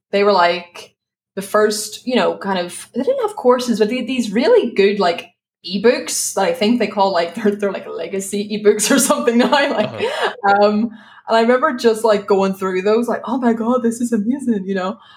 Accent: Ireland; moved away as an adult; now in Spain; so I live in Spain. I'm from Ireland, just in case people spend the rest of the show being like, what's that accent?

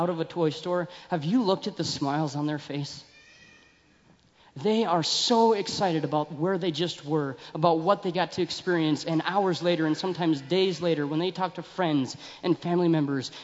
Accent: Billings, Montana, United States; I grew up in Billings

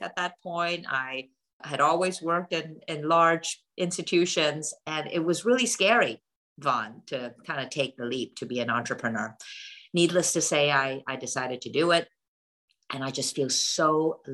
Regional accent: Hong Kong; now in United States; I grew up in Hong Kong and my entire family still lives in that part of the world. But I came to the United States for school

